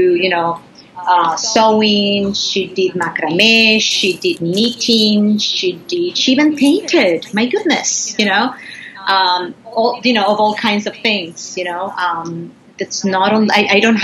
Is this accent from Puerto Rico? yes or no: yes; Puerto Rico; I grew up in Puerto Rico and in a countryside.